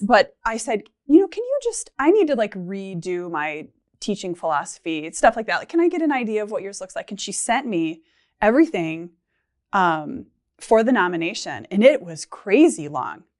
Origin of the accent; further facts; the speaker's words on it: Michigan, United States; moved away as an adult; now in Minnesota, United States; I'm from Michigan and both my husband and I are, and his job transferred us to Minnesota